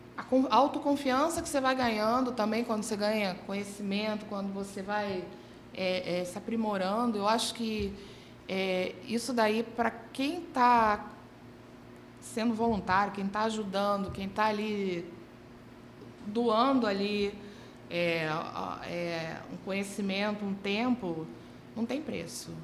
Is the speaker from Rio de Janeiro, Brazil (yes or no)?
yes; Rio de Janeiro, Brazil; eu sou carioca, vivi grande parte da minha vida no subúrbio